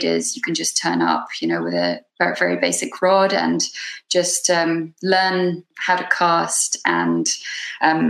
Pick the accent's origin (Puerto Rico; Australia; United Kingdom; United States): United Kingdom; the Cotswolds, South West England; also born or lived in London; I was born in London, and then when I was 2 years old, we moved to a place called the Cotswolds, which is sort of in the countryside, but 2 hours away from London